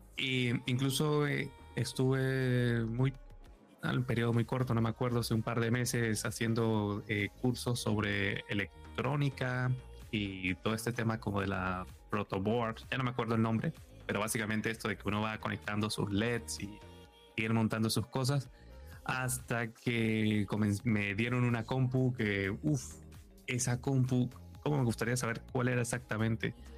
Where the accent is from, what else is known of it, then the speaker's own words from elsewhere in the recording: Venezuela; moved away as an adult; now in Madrid, Spain; yo ahora estoy en Madrid, pero yo soy de Venezuela y llevo en Madrid muy pocos años, poco pocos, llevo seis años